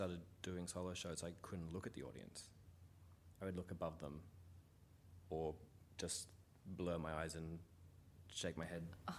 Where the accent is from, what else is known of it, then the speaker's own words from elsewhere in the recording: New Zealand; The only joke is that I'm New Zealand. Like, I'm Kiwi.